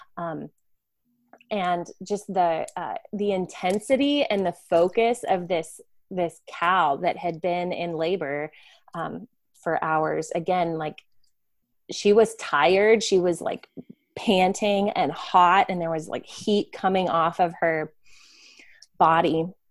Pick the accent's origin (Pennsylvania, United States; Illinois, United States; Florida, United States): Florida, United States; I grew up in Florida